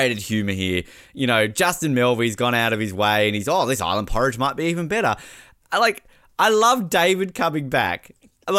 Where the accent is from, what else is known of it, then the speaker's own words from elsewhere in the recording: Australia; I'm Australian